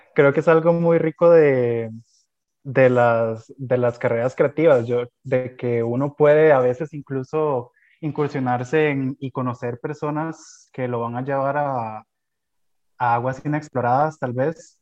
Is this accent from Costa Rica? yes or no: yes; Costa Rica; como costarricenses que tenemos